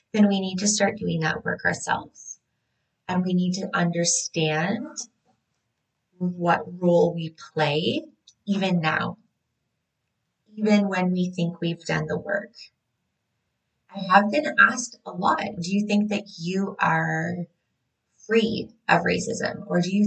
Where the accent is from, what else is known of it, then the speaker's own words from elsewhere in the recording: Canada; a Canadian birth worker